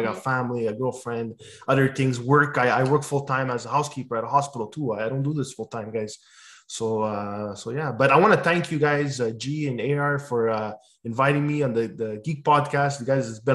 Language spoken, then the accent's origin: English; Quebec, Canada; So my ethnicity is Italian, but I'm Canadian. I'm a Quebecer